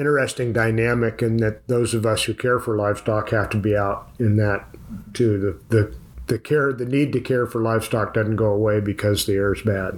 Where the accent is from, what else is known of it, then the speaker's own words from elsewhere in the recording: Tuolumne County, California, United States; also born or lived in Auburn, California; where I grew up in the Stanislaus National Forest in Tuolumne County.